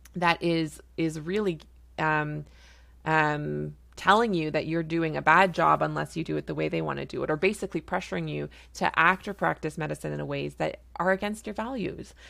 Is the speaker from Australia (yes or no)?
no; Canada; I'm a Canadian family physician